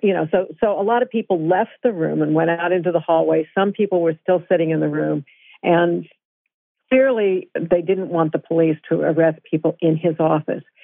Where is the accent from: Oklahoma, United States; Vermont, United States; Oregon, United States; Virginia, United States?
Vermont, United States; I'm I'm from Vermont